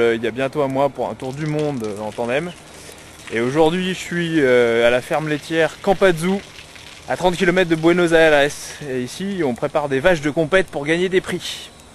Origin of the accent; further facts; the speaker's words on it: Grenoble, Auvergne-Rhône-Alpes, France; je suis grenoblois